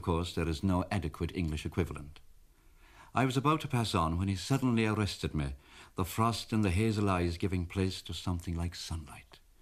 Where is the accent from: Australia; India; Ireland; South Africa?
Ireland; Kerry, Munster; I'm from Kerry